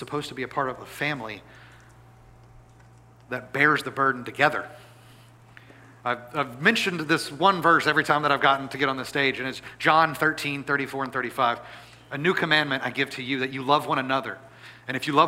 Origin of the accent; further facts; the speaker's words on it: Natchitoches, Louisiana, United States; my hometown of Natchitoches, Louisiana